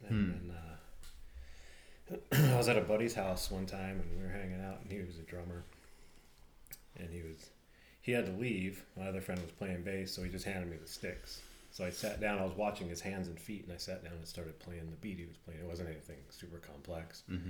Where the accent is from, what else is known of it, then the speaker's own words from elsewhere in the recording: Paso Robles, California, United States; Yeah, I was born in Southern California. Moved around and then moved to Paso when I was 11.